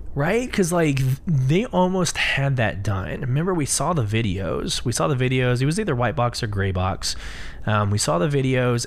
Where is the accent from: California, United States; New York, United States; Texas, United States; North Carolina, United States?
Texas, United States; Austin; I'm from Austin, Texas.